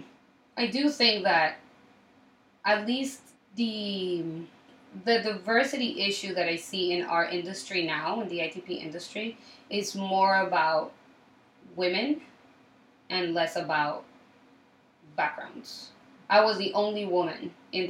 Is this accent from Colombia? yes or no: yes; Colombia; also born or lived in Miami / Chicago; now in New York, United States; So I'm originally from Colombia. I was born and raised in Colombia, and I moved to Miami for around 9 years